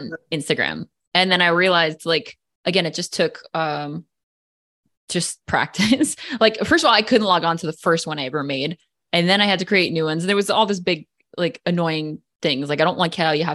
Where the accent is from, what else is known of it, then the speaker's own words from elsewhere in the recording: New Jersey, United States; moved away as an adult; now in Hawaii, United States; I'm actually from New Jersey